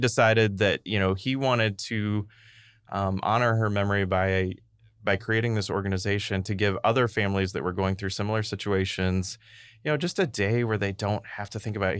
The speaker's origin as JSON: {"language": "English", "town": "Boonville", "region": "Missouri", "country": "United States", "tie": "born or raised there", "also_born_or_lived": "Saint Louis", "moved": "yes", "lives_now": "St. Louis, United States", "said": "I grew up in Booneville"}